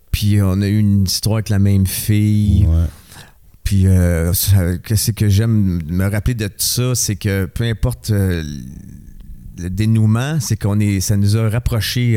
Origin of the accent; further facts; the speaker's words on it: Montreal, Quebec, Canada; je suis né à Montréal, euh, dans Rosemont